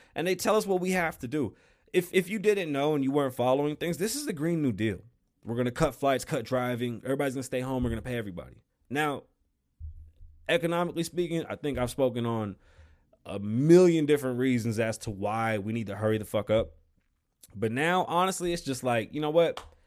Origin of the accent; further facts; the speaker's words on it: New York, United States; I am from New York